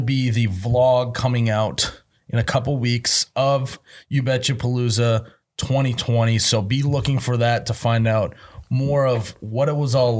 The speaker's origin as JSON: {"language": "English", "region": "Midwest", "country": "United States", "said": "being a Midwesterner"}